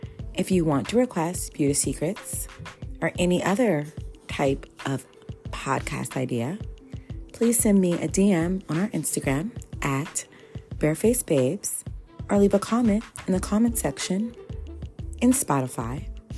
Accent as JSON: {"language": "English", "town": "Brooklyn", "region": "New York", "country": "United States", "said": "Like, I'm from Brooklyn, this is who I am."}